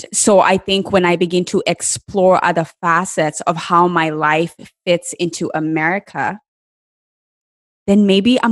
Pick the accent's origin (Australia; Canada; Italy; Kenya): Kenya; moved away as an adult; now in United States; when I was growing up in Kenya